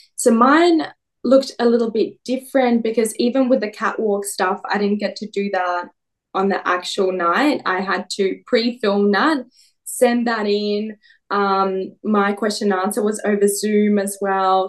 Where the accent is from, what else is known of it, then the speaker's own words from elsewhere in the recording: Perth, Western Australia, Australia; moved away as an adult; also born or lived in Russia; now in Melbourne, Australia; I'm Russian born, Perth bred, and Melbourne based.